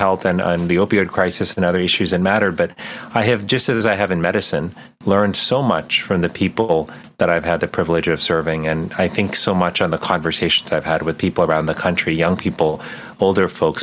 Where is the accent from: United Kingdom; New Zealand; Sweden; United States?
United States; Miami, Florida; I grew up in Miami, Florida